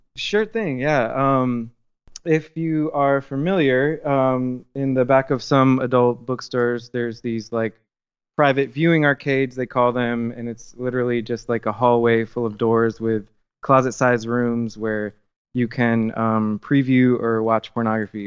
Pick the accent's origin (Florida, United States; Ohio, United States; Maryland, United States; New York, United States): Florida, United States; Miami; moved away as an adult; also born or lived in South Georgia / Thomasville, Georgia; now in New Orleans, United States; I grew up in Miami, Florida, uh, for the majority of my life